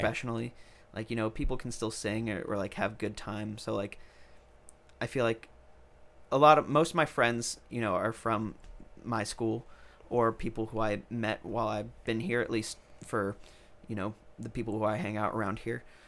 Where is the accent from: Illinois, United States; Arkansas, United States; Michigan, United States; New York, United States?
New York, United States; now in Nashville, United States; I'm from New York